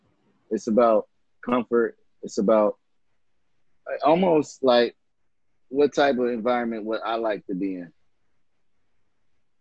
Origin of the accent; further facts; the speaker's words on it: Philadelphia, Pennsylvania, United States; I grew up in West Philadelphia, in Winfield, spent time in Uptown and West Oak Lane and Mount Airy